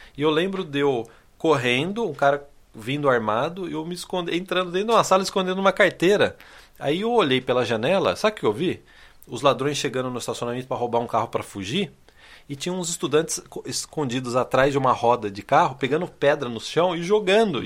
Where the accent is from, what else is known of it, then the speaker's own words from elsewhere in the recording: Brazil; a primeira vez que a gente saiu do Brasil em 93